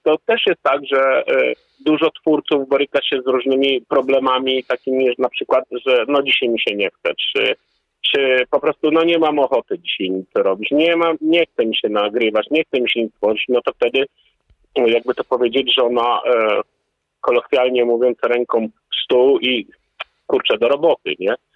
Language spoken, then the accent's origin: Polish; Poland